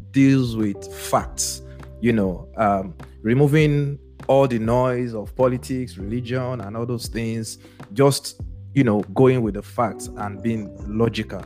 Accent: Benin City, Edo, Nigeria; now in United States; we grew up in Benin

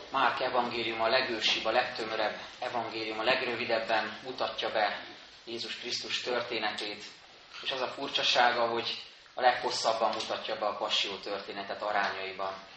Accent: Budapest, Hungary; Egy pesti Dunaparti lakótelepen nőttem fel, két évtizedet éltem ott

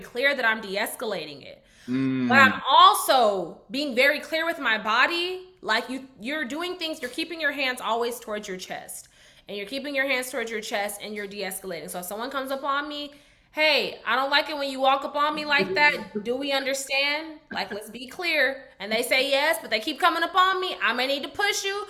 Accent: Garland, Texas, United States; accent: Southern; also born or lived in Dallas, Texas / Tennessee / Alabama; I'm from Dallas. I was raised on Skillman and Idalia, and we like moved

